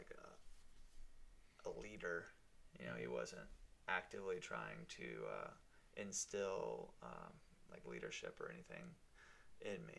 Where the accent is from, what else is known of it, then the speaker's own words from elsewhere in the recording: Virginia Beach, Virginia, United States; also born or lived in Norfolk, Virginia; I was born in Norfolk, and then we moved here into Virginia Beach when I was 6